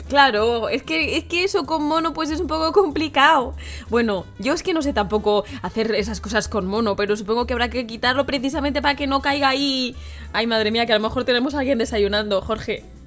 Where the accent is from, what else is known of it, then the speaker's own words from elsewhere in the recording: Madrid, Community of Madrid, Spain; yo también soy de Madrid